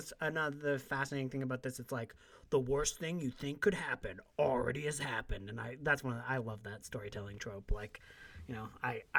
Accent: Canada; as a Canadian

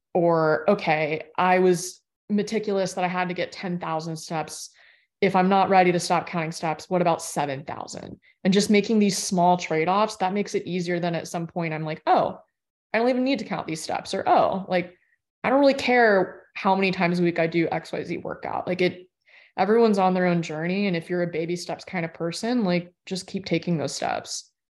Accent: Florida, United States; I grew up in Florida

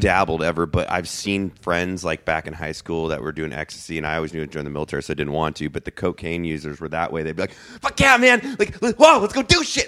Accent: Santa Barbara, California, United States; I grew up in Santa Barbara, California.

